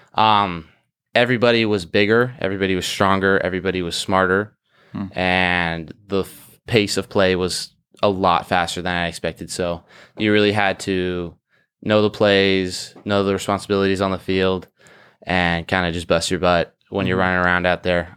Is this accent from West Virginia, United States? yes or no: no; Orange County, California, United States; I'm from Orange County, California